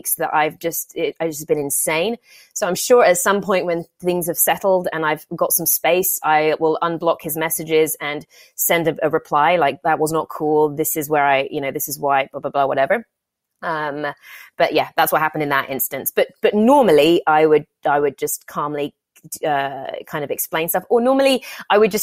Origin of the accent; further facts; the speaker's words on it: England, United Kingdom; now in Los Angeles, United States; I'm from England where it's just miserable and gray and rainy all the time